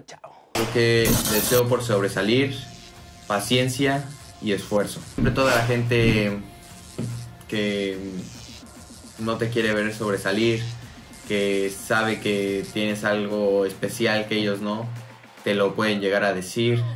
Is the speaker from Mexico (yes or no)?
yes; Mexico; moved away as an adult; el lugar donde nací, eh, mi país, eh, que me llena de orgullo representarlo ahora que estoy yo en el extranjero, que tengo unas ganas enormes de poner el nombre de México en alto